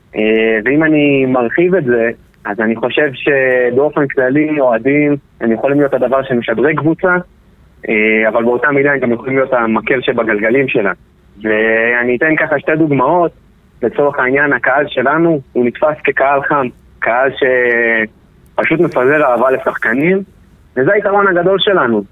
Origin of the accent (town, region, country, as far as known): Israel